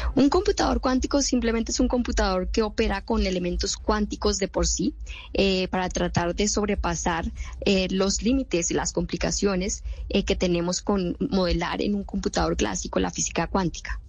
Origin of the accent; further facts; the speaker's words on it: Bogotá, Colombia; moved away as an adult; now in United States; Yo nací en Bogotá